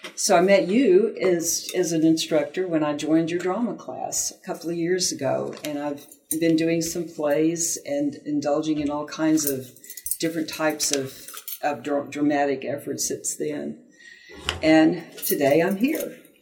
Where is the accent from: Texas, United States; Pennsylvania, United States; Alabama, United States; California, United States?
Texas, United States; Houston; I was born in Houston